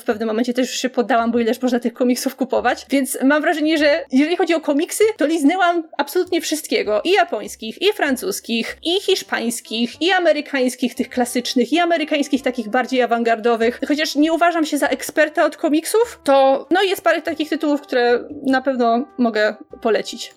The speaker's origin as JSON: {"language": "Polish", "country": "Poland", "said": "jak wszystkie dzieci w Polsce, oglądałam je na Polsacie"}